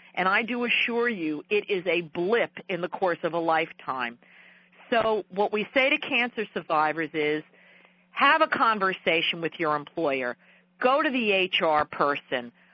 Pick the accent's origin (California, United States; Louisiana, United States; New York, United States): New York, United States; accent: New York; my New York accent is a tad too thick